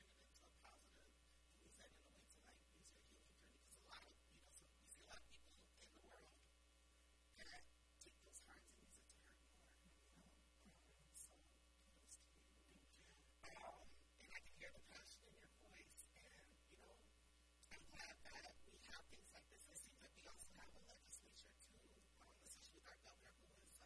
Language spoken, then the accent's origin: English; Minnesota, United States; I said, Minnesota